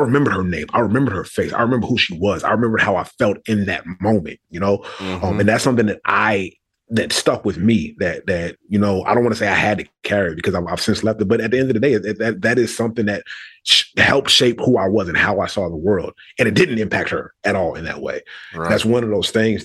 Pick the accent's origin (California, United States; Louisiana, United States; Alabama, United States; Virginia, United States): Virginia, United States; Richmond; moved away as an adult; also born or lived in Brooklyn, New York; although I'm originally from New York, spent my first few years there, Richmond is where I consider home